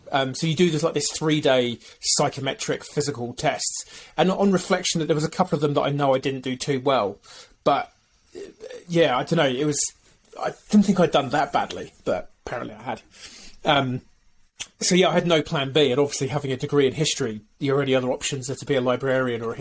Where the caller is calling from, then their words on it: New Zealand; I'm calling in from New Zealand or um, culturally, I'm half Welsh, so Shwmae.